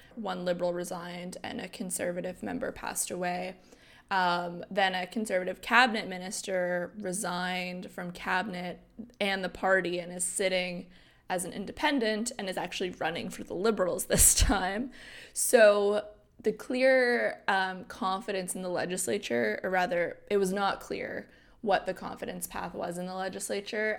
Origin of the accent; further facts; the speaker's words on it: New Brunswick, Canada; I'm from New Brunswick